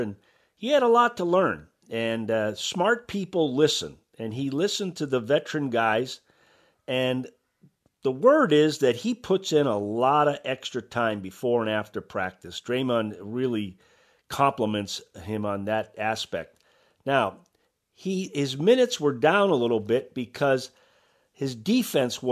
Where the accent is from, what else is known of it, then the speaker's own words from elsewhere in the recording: Massachusetts, United States; I grew up in Massachusetts.